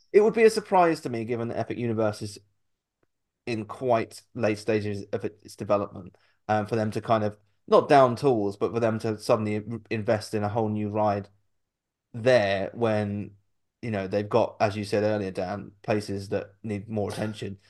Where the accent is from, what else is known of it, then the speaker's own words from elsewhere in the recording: United Kingdom; we're British